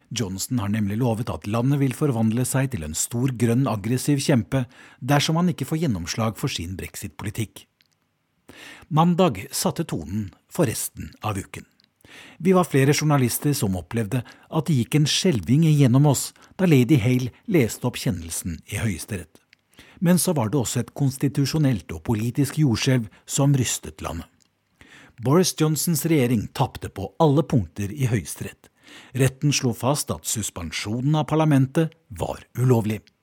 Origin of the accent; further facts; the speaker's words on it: Norway; moved away as an adult; now in London, United Kingdom; Som nordmann